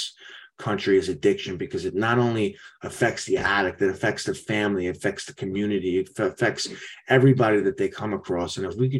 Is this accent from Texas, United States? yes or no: no; New York, United States; I'm from New York